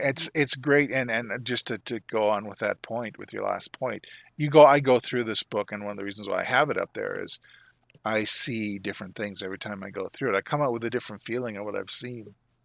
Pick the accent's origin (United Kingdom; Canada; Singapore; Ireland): Canada; which is, you know, a novelty for me being a Canadian.